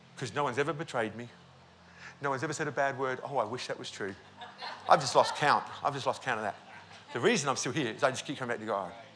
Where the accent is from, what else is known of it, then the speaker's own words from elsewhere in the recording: Australia; We're here from Australia